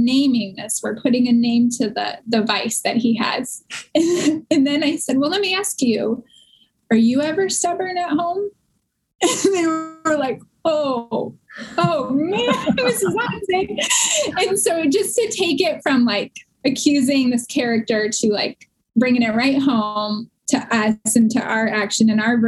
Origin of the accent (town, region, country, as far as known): Warren, Michigan, United States; born or raised there